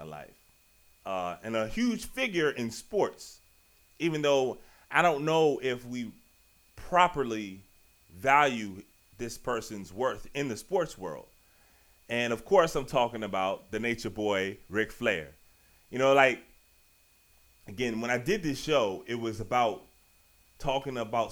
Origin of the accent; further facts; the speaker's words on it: Richmond, Virginia, United States; I'm from Richmond, Virginia